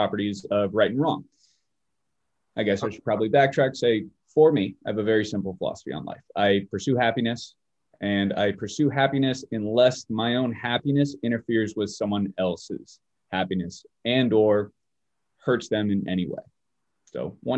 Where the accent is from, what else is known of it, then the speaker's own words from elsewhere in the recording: Bay Area, California, United States; moved away as an adult; now in Springfield, United States; So I'm originally from the Bay Area, California, which is just a little south of San Francisco. I stayed there for about 28 years of my life before I headed out here to Massachusetts.